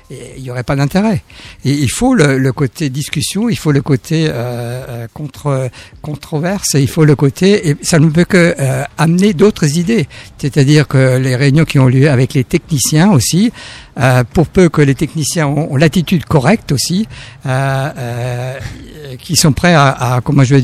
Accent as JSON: {"language": "French", "country": "France", "also_born_or_lived": "Germany", "moved": "as an adult", "said": "Je pense même en tant que Français et quand je suis arrivé en Allemagne"}